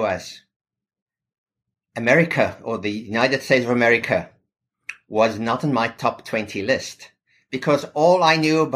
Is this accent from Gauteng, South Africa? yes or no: yes; Pretoria, Gauteng, South Africa; moved away as an adult; also born or lived in Cape Town, South Africa; now in New York City, United States; I'm originally from South Africa. I grew up there.